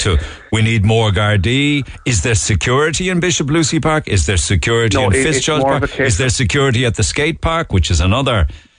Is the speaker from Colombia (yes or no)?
no; Waterford, Munster, Ireland; Yeah, yeah, it's interesting because I'm from Waterford, Neil.